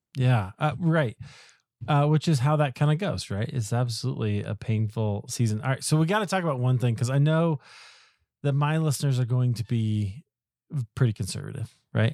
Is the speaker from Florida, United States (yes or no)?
no; Iowa, United States; I grew up in Iowa